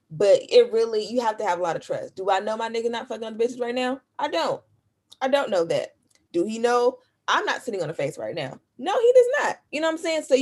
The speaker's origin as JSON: {"language": "English", "town": "Memphis", "region": "Tennessee", "country": "United States", "lives_now": "Los Angeles, United States", "said": "I'm from Los. I'm in Los Angeles, but from Memphis."}